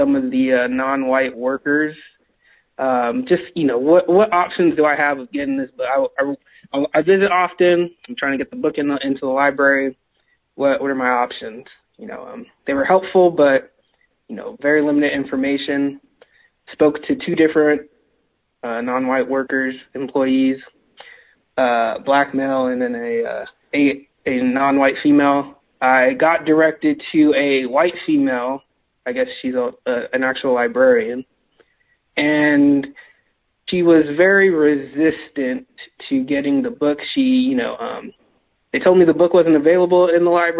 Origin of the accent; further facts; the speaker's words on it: California, United States; moved away; also born or lived in Seattle; I'm originally from California